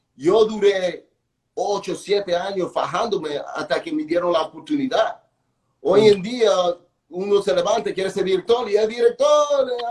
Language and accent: Spanish; New York, United States; also born or lived in Dominican Republic; soy dominicano, pero nací en Nueva York, padres dominicanos